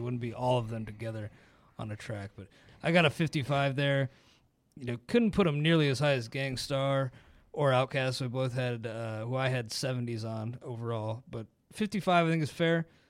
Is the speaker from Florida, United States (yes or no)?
no; Ohio, United States; growing up in Ohio